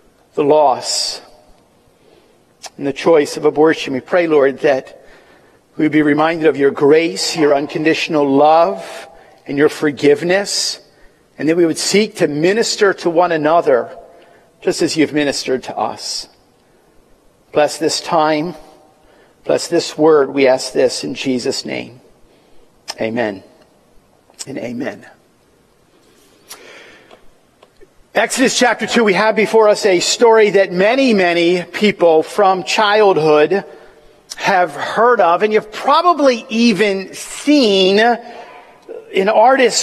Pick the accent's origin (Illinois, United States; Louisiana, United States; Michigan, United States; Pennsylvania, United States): Pennsylvania, United States; Willow Grove; I was born in Willow Grove, Pennsylvania.